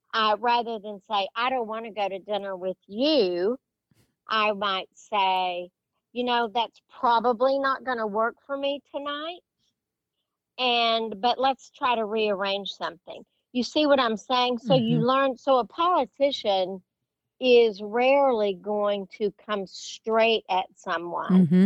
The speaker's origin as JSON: {"language": "English", "region": "West Texas", "country": "United States", "tie": "born or raised there", "said": "growing up in West Texas, I I grew up with uncles who were very sarcastic"}